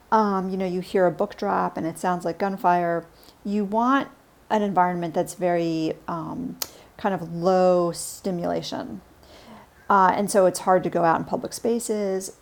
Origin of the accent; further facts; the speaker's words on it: New York City, New York, United States; now in Washington, D.C., United States; I was a real city kid. I grew up in New York City